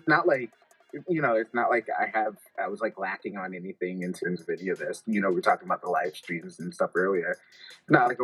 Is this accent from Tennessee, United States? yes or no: no; Detroit, Michigan, United States; growing up in Detroit, like being philanthropic